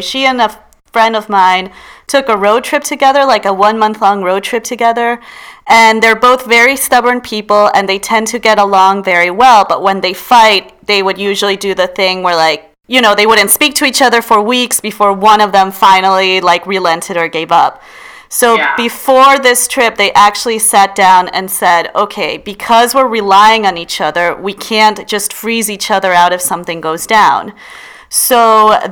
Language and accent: English; Peru; moved away; I'm from Peru